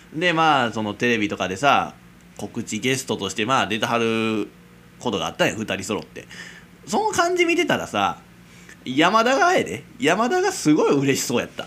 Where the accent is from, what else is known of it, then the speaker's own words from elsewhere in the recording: Kansai, Japan; accent: Kansai dialect; 俺と同じよ関西人なんですよ